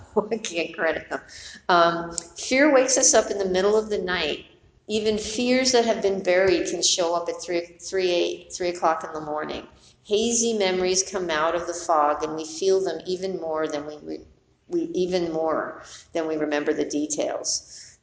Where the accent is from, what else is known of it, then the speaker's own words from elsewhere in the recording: New York City, New York, United States; I grew up in New York City, went to high school in the Bronx.